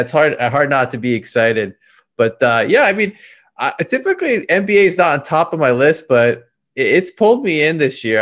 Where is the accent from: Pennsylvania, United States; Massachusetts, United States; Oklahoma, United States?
Pennsylvania, United States; Philadelphia; moved away; I'm actually from Philadelphia originally